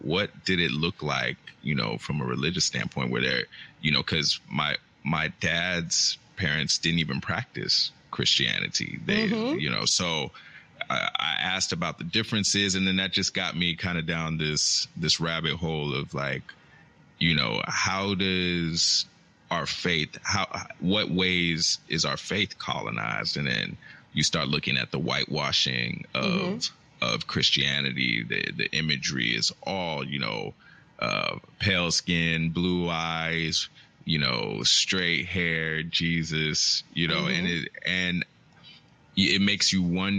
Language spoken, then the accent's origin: English; United States; I grew up in a 100% Nigerian household, you know, but I grew up in America